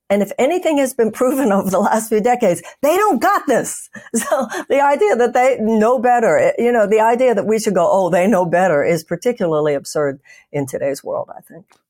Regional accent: United States; I'm an American

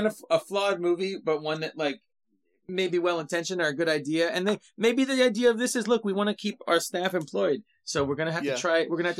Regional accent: California, United States; I'm from California.

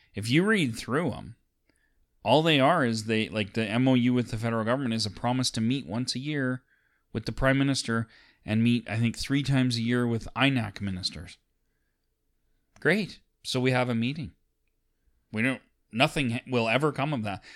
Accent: Alberta, Canada; we're two dudes from Alberta

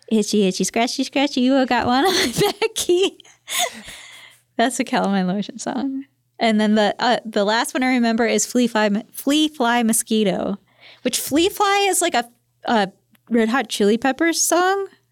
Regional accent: Michigan, United States

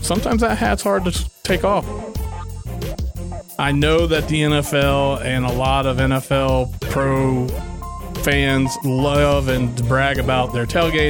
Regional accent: Indiana, United States; also born or lived in Alabama; now in Owatonna, United States; I was born and raised in Indiana. My dad was an Air Force guy.

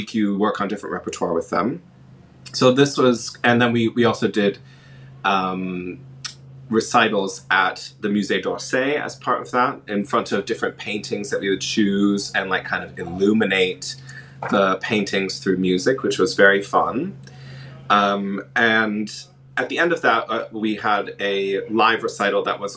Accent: Michigan, United States; moved away as an adult; now in London, United Kingdom; I was born in Michigan, and I studied there and went to University of Michigan

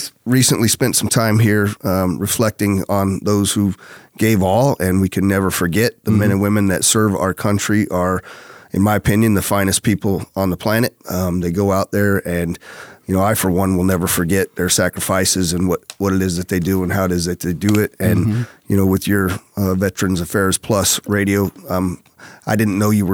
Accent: Denver, Colorado, United States; moved away as an adult; also born or lived in California; now in Las Vegas, United States; I grew up in Colorado. I was born in California, but my father was also a Denver firefighter.

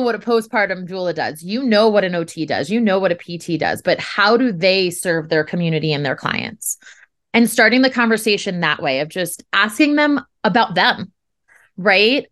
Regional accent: New Jersey, United States; moved away; we're originally from New Jersey

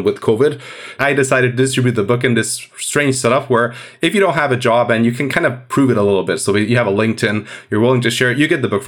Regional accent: Hungary; moved away as an adult; also born or lived in Edinburgh, United Kingdom; I'm from Hungary

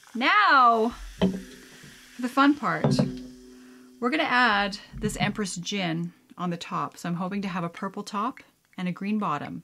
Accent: Canada

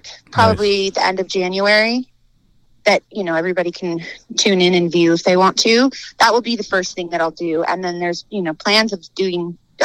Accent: Reno, Nevada, United States; a good friend of ours, who we grew up with in Reno

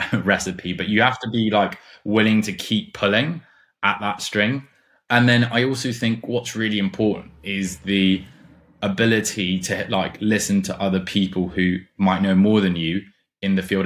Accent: Germany; moved away as an adult; now in London, United Kingdom; I grew up in Germany. And then I came to London for uni

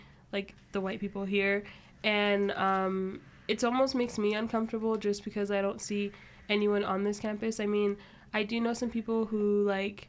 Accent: Ghana; moved away; I'm from Ghana, a place in West Africa.

